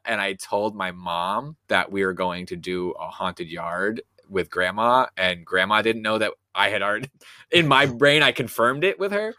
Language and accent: English; New England, United States; I'm from New England